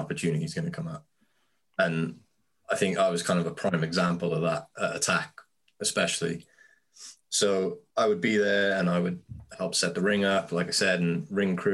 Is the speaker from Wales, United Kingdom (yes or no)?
yes; Cardiff, Wales, United Kingdom; in Cardiff called Walkabout. To see that reaction to wrestling in my hometown